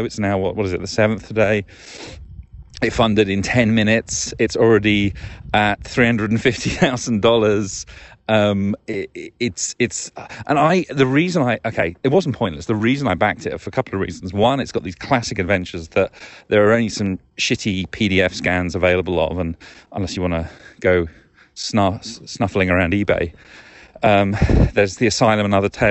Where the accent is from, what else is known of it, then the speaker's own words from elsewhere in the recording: United Kingdom; moved away; Being British